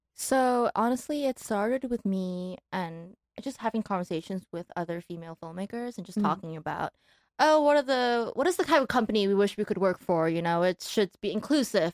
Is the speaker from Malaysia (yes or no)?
yes; Malaysia; moved away as an adult; also born or lived in Taiwan / New York, United States; now in Los Angeles, United States; grew up in Malaysia